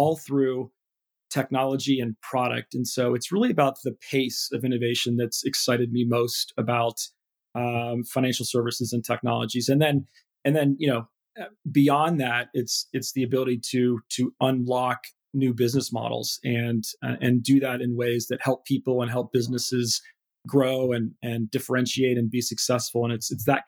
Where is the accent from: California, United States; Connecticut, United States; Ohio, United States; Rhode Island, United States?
Ohio, United States; moved away as an adult; also born or lived in Michigan / London; life in Ohio is, it's a great place to grow up.